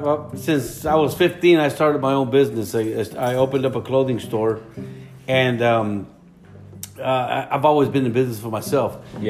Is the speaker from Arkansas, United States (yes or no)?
no; Dallas, Texas, United States; also born or lived in Mexico; I was born in Mexico, but I was raised here in Dallas since I was 4 years old. So I've been here for 53 years